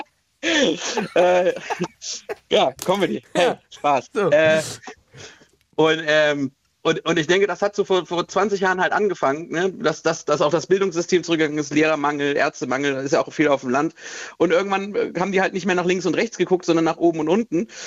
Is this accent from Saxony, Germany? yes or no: yes; Dresden, Saxony, Germany; wenn ich hier mal sage, ich komme aus Dresden